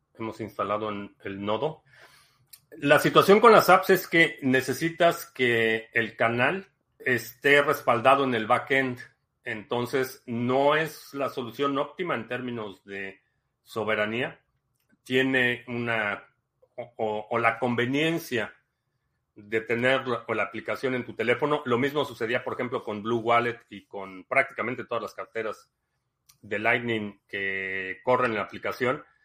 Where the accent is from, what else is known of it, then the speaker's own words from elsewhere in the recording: Mexico City, Mexico; me considero chilango